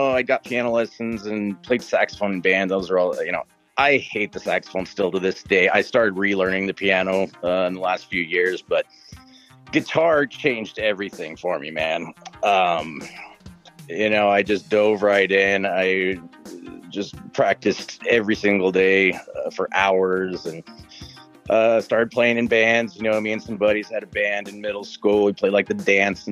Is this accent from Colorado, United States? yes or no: yes; Eagle, Colorado, United States; now in Grand Junction, United States; I grew up in Eagle